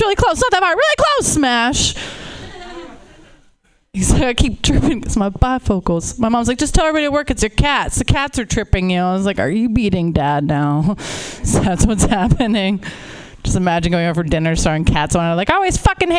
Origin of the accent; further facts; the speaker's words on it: Pittsburgh, Pennsylvania, United States; now in Los Angeles, United States; I'm originally from Pittsburgh